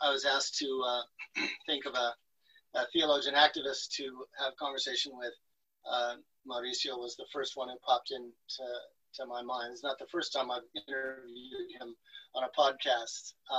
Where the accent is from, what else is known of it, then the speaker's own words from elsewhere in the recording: Florida, United States; I come from the Everglades watershed. My antepasados and a solid plate of my grandma's arepas and boñuelos. My educational background begins in the public schools and community centers of South Florida among migrant farm workers.